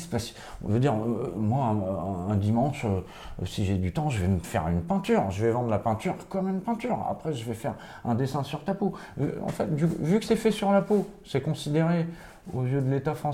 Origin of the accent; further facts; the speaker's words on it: Switzerland; Ouais, je viens de Suisse